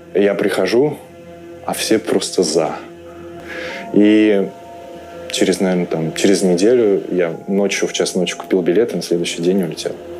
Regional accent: Omsk, Omsk Oblast, Russia; moved away as an adult; also born or lived in Moscow, Russia; now in Riga, Latvia; Я приехал сюда из России, родился в городе Омске и последние 7 лет жил в Москве

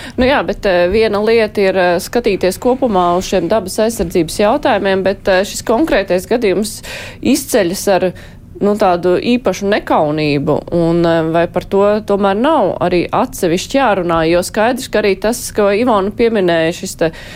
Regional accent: Jūrmala, Latvia; būdama jūrmalniece

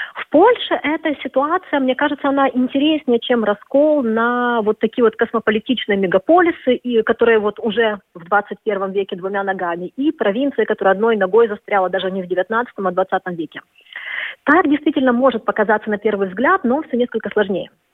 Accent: Kyiv, Ukraine; moved away as an adult; now in Warsaw, Poland; я киевлянка, это как-то, особенно вот в Киеве моего детства

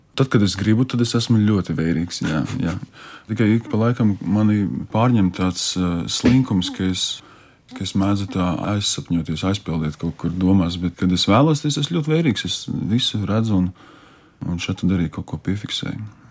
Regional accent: Alūksne, Alūksne Municipality, Latvia; moved away; uz manu dzimto pusi, uz alūksni, ciemos pie vecmāmas

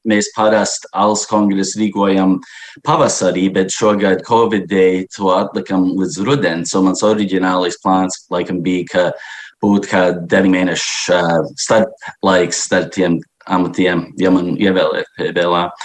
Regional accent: Chicago, Illinois, United States; now in Washington, United States; Mē, būdams, es dzīvoju Vašingtonā, bet es uzaugu Čikāgā

